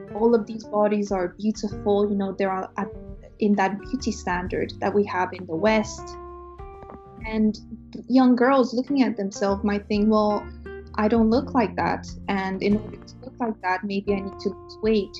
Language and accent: English; Romania; moved away as an adult; now in United Kingdom; I'm from Romania in East Europe. I came to the UK in 2012 to do my undergrad studies